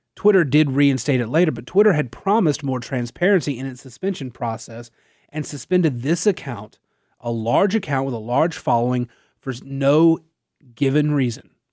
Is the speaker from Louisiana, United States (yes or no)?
yes; Natchitoches, Louisiana, United States; I was born and raised in Natchitoches